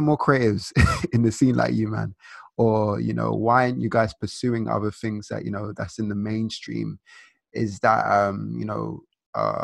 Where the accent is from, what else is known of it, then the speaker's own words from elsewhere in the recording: Nigeria; as a Nigerian and, you know, Nigerian African culture